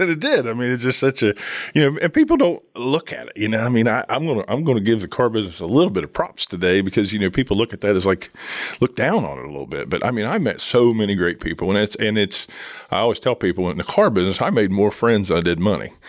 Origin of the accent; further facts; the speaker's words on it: Jackson, Ohio, United States; now in Chillicothe, United States; growing up in Jackson my whole life, I was in Chillicothe a lot